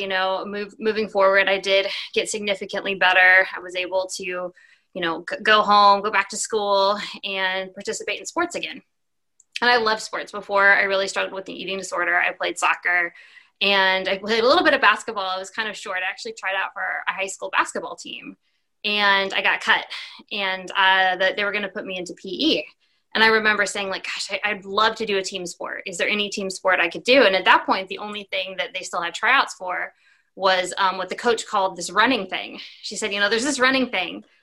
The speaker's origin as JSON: {"language": "English", "town": "Plano", "region": "Texas", "country": "United States", "tie": "born or raised there", "said": "I was born and raised right outside of Dallas, Texas, in Plano"}